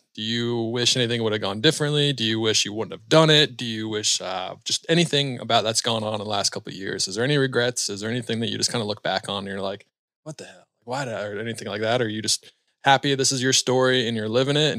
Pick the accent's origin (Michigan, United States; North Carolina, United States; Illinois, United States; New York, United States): North Carolina, United States; Charlotte; I'm from Charlotte, so I'm a Panther fan.